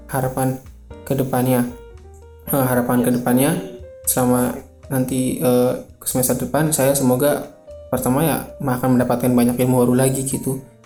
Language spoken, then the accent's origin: Indonesian; Indonesia; saya lahir di Indonesia